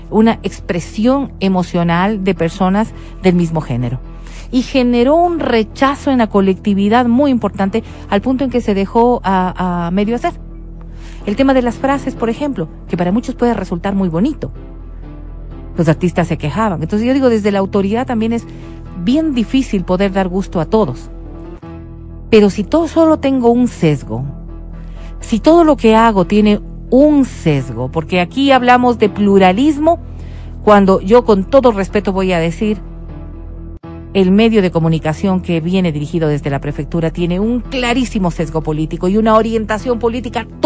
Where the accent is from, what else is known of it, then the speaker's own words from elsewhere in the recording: Otavalo, Imbabura, Ecuador; Nací en Otavalo, pues.